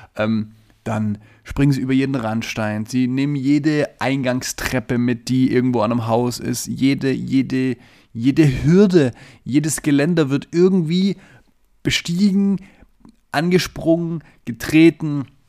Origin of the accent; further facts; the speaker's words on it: Southern Germany, Germany; moved away; ich komme ja ursprünglich ähm, aus dem Süden von Deutschland